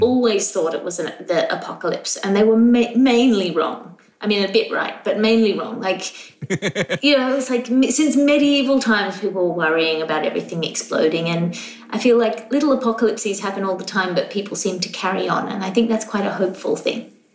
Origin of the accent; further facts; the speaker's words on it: Australia; I'm Australian